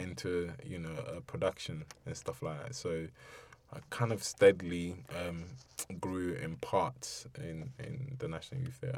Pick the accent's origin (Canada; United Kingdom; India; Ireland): United Kingdom; London; also born or lived in Ibadan, Nigeria; growing up in Bermondsey um, going to school